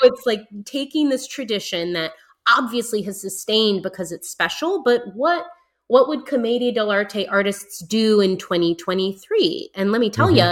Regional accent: United States; I'm definitely American

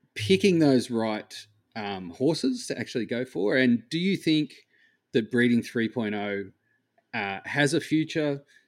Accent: Australia; I am Australian

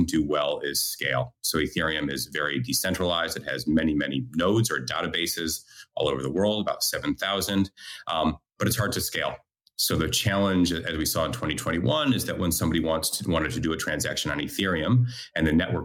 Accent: United States; moved away as an adult; also born or lived in Australia; now in Israel; I'm originally American, moved to Australia in 2004

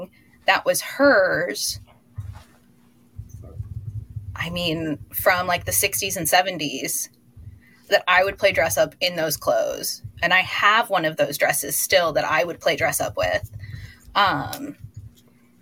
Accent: Toledo, Ohio, United States; moved away as an adult; also born or lived in Grand Rapids, Michigan / Athens, Georgia; now in Atlanta, United States; I born and raised Toledo, Ohio, and then went to school in West Michigan in Grand Rapids, Michigan

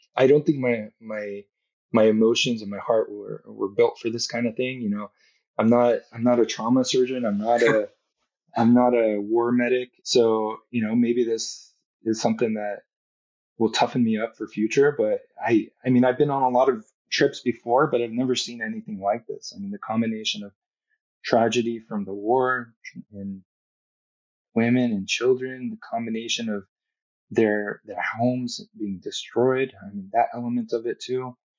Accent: Southern California, United States; I grew up in Southern California

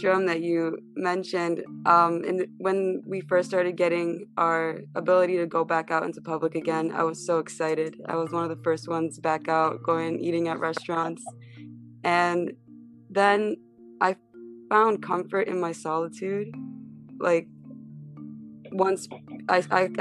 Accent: New York City, New York, United States; I'm from Staten Island

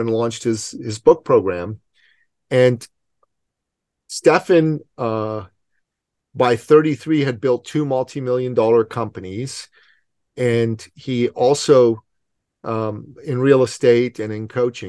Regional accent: Iran; now in Canada; I'm from Iran, okay? So I don't do cold. I know I live in Canada

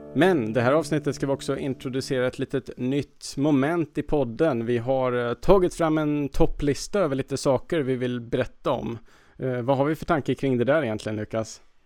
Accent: Värmland, Sweden; moved away; jag brukar ju först fira jul med min familj hemma i Värmland

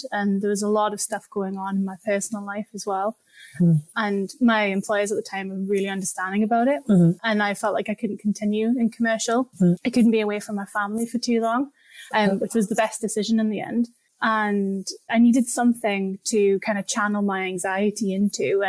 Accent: Newcastle upon Tyne, North East England, United Kingdom; moved away as an adult; now in Glasgow, United Kingdom; I'm from Newcastle in the north of England originally, and I moved to Glasgow about a decade ago now

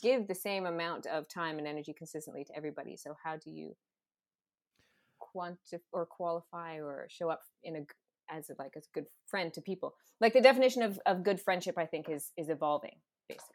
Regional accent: West Coast, Canada; now in Toronto, Canada; growing up on the West Coast too, like, being in L

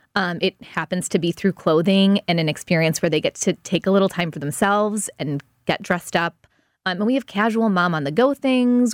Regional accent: United States; also born or lived in Los Angeles / Chicago; I grew up in South City

